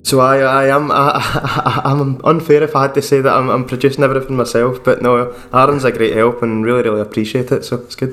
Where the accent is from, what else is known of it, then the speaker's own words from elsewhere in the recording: Scotland, United Kingdom; I'm just a wee Scottish guy